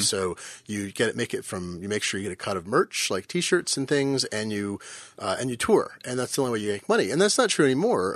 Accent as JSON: {"language": "English", "town": "Fremont", "region": "California", "country": "United States", "tie": "born or raised there", "said": "I grew up in Fremont, California. I lived there when I was a small child."}